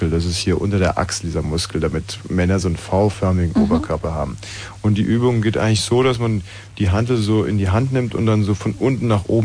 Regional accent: Bavaria, Germany; Und ich bin mit Pink äh, am Ammersee, an meiner alten Heimat.

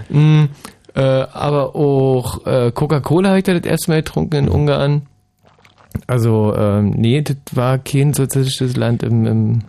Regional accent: Germany; bei uns in der DDR

